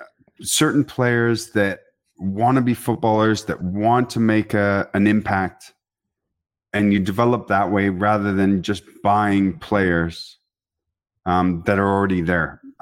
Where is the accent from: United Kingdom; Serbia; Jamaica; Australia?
United Kingdom; England; now in Canada; growing up in England